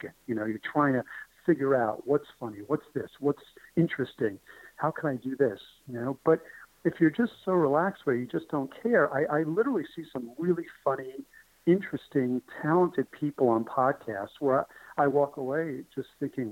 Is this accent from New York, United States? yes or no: yes; New York City, New York, United States; moved away; That McDonald's was my McDonald's growing up in New York. And it was tough. It was a very difficult neighborhood